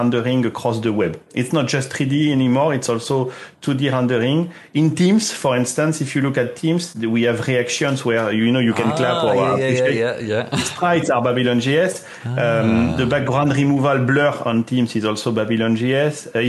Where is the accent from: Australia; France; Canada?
France; southwest France; moved away; I'm from France, Southwest